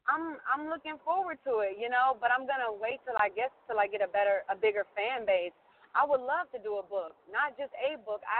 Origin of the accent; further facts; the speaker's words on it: Cincinnati, Ohio, United States; I started doing insurance in Ohio. I was, you know, I'm from Cincinnati